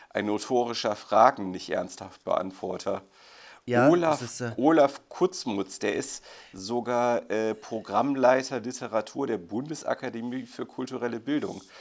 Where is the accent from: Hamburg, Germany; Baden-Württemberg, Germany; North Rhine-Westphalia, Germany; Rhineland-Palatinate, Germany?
Baden-Württemberg, Germany; Zuckerle, ich gebe es zu, ich bin Schwabe.